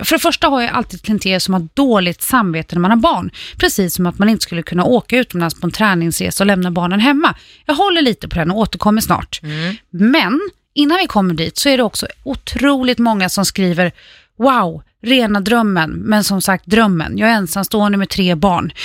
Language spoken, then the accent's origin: Swedish; Färjestaden, Kalmar County, Sweden; Hotell Skansen i Färjestaden, min hemort